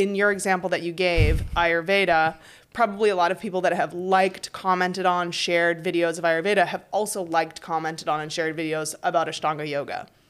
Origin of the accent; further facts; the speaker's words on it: United States; now in Paris, France; I am American